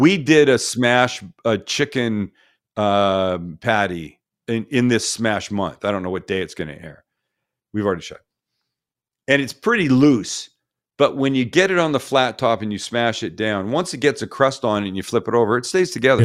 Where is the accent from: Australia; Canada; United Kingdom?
Canada; now in United States; my fellow Canadian countrymen